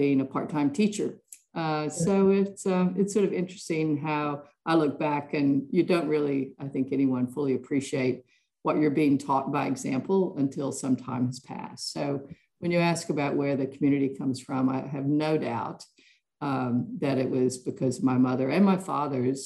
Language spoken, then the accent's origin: English; West Virginia and Virginia, Appalachian Mountains, United States; now in Melbourne, Australia; I grew up in small towns in the coal mining areas of West Virginia and Virginia, up in the Appalachian Mountains